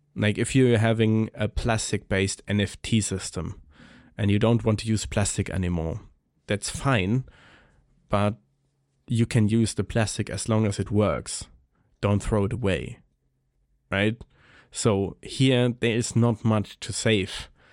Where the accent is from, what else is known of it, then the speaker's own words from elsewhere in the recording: Germany; I'm coming from Germany.